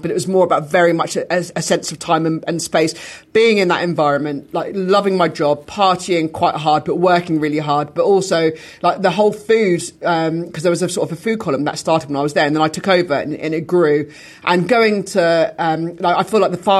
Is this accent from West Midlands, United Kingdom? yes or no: no; Dorset, South West England, United Kingdom; also born or lived in Weymouth; my hometown and my home county